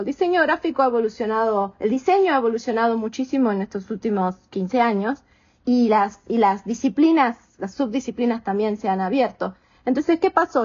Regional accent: Argentina; moved away as an adult; also born or lived in Connecticut, United States; now in Houston, United States; soy argentina americana, vivo hace 21 años en Estados Unidos y ahora estoy en Houston, en Texas

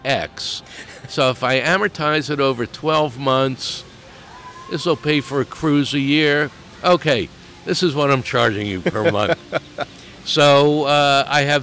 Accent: New York, United States; now in Arizona, United States; I'm from New York.

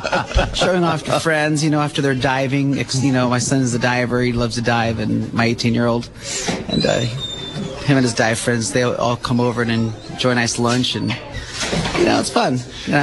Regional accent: Sicily, Italy; now in Monterey, United States; I was born and raised in Sicily. My father was a commercial fisherman. That's how we ended up in Monterey.

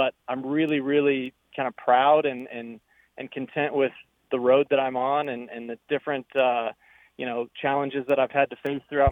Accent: Indiana, United States; growing up in Indiana

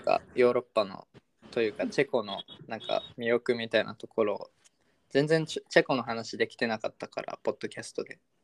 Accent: Sendai, Miyagi, Japan; moved away as an adult; now in Czech Republic; 俺地元仙台なんで

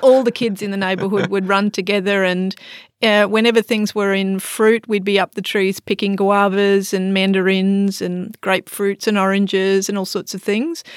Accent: Australia; accent: Australian; moved away as an adult; now in Singapore; I'm an Australian, obviously. You can tell from my accent.

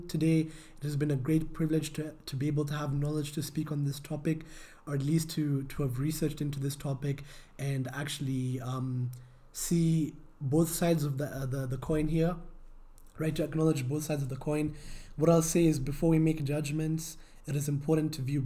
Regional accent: Kenya; as a Kenyan

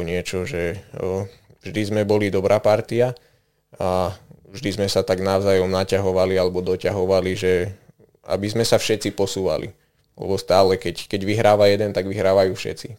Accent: Detvianska Huta, Banská Bystrica Region, Slovakia; pochádzam vlastne priamo z Detvianskej huty

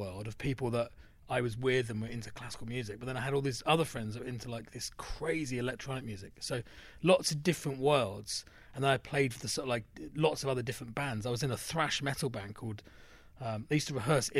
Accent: London, United Kingdom; now in United States; growing up in London

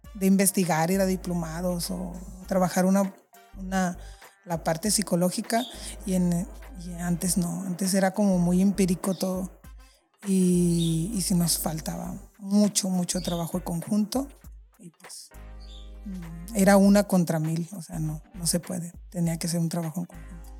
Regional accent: San José del Cabo, Baja California Sur, Mexico; soy orgullosamente chollera. Nací aquí en San José del Cabo

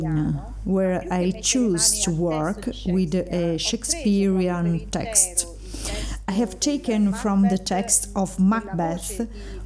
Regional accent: L'Aquila, Abruzzo, Italy; recorded by me in my hometown L'Aquila

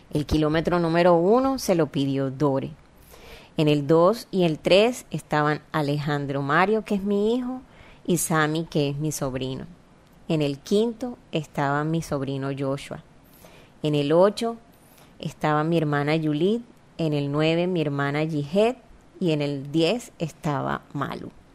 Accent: Barranquilla, Atlántico, Colombia; accent: costeñol; yo nací en Barranquilla, una ciudad

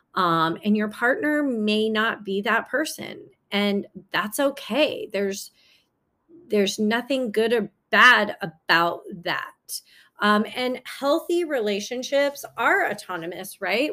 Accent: San Francisco Bay Area, California, United States; also born or lived in China; now in Los Angeles, United States; I grew up in the San Francisco Bay Area.

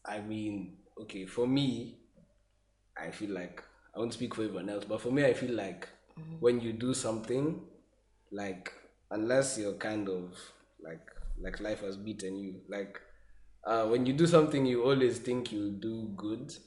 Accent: Kenya; I'm from Kenya

